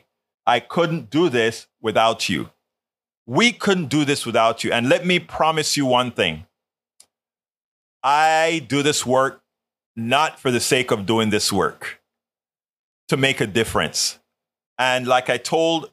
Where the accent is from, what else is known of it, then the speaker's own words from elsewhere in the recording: Panama; now in United States; when I was growing up in Panama